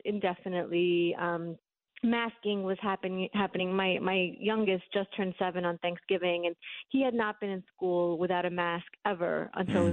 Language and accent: English; New York City, New York, United States; moved away as an adult; now in Florida, United States; I grew up in Brooklyn